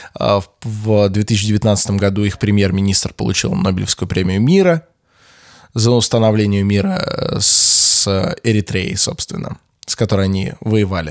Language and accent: Russian; Russia; мы из России